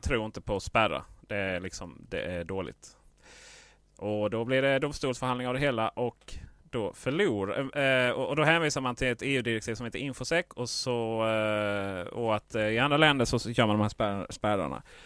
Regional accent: Skåne, Sweden

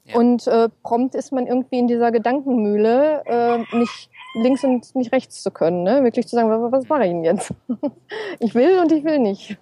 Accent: Ruhr area, North Rhine-Westphalia, Germany; moved away as an adult; also born or lived in Essen; ist natürlich mein Zuhause, meine Heimat

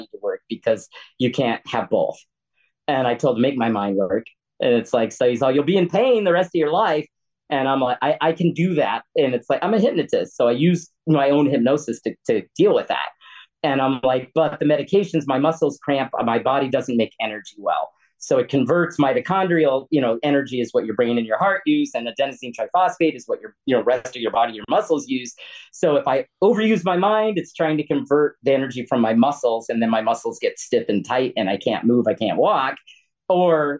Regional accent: United States; what I grew up with in America

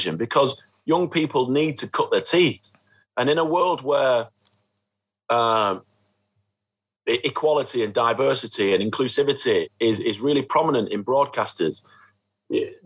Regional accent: Horwich, North West England, United Kingdom; my hometown of Horwich

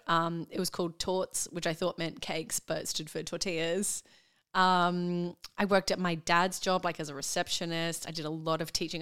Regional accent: Brisbane, Queensland, Australia; born or raised there; moved away as an adult; also born or lived in Perth; now in Melbourne, Australia

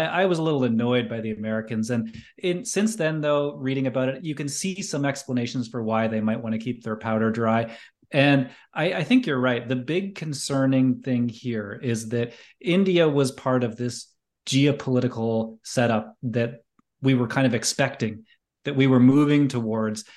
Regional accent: Canada; as a Canadian

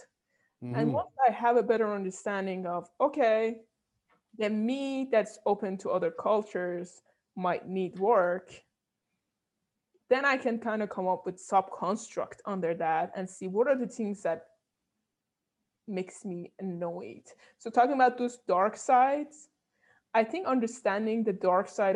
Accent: Iran; moved away; I was coming from Iran

